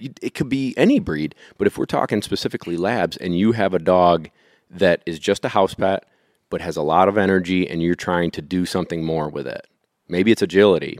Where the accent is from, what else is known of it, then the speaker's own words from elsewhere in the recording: Syracuse, New York, United States; I grew up in the suburbs of Syracuse